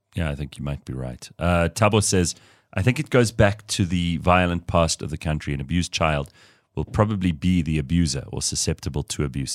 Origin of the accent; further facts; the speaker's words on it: South Africa; being South African